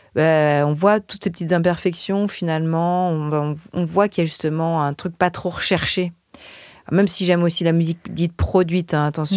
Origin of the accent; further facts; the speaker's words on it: France; quand on est français et qu'on écrit en anglais